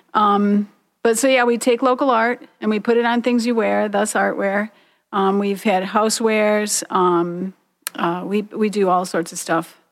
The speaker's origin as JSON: {"language": "English", "town": "Detroit", "region": "Michigan", "country": "United States", "tie": "born or raised there", "said": "here in Detroit, um, my hometown"}